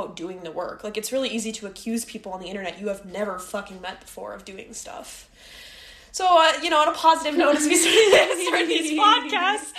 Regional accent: Midwest, United States; moved away as an adult; now in New York, United States; We're from the Midwest.

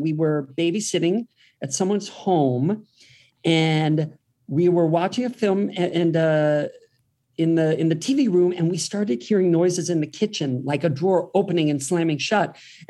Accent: Worthington, Ohio, United States; moved away; also born or lived in Columbus, Ohio; Yeah, I'm from Columbus, Ohio.

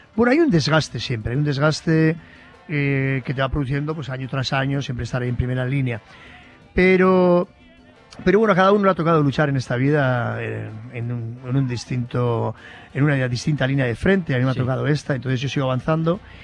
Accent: Basque Country, Spain; ese fatalismo de los vascos

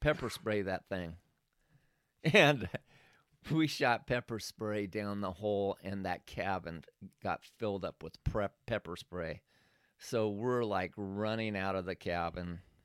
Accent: Oregon, United States; moved away; I was from Oregon

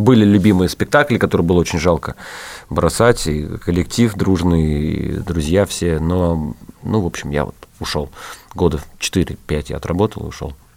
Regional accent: Saratov, Saratov Oblast, Russia; я из Саратова

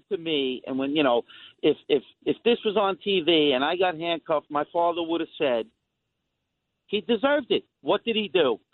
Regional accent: New York City, New York, United States; I was born and raised in the Queensbridge Housing Projects

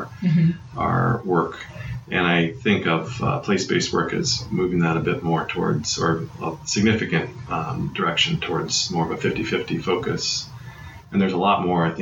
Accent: Iowa, United States; moved away; I grew up in Iowa in a number of different small towns

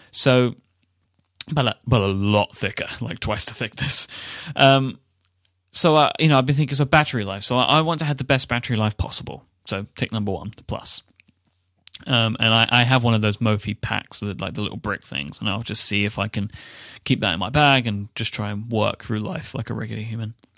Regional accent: United Kingdom; the British guy

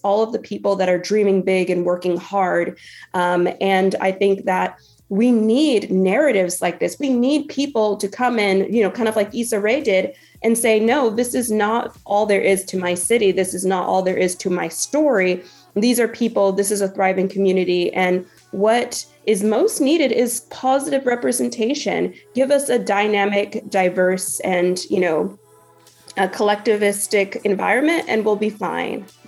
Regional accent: Stockton, California, United States; being from Stockton

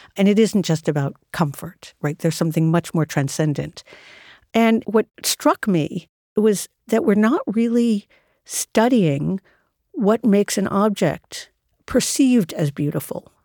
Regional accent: New York City, New York, United States; I spent my entire life in and around New York City

